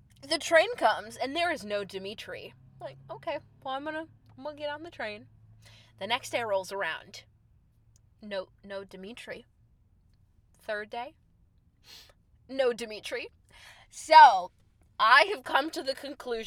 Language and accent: English; Chicago, Illinois, United States; moved away as an adult; also born or lived in New York; I am … from Chicago